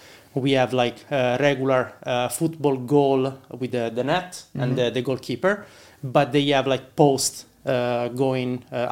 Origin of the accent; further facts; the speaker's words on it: Rome, Lazio, Italy; moved away as an adult; now in Ireland; Yeah, I'm originally from Italy, from Rome, and I moved to Ireland like 4 years ago.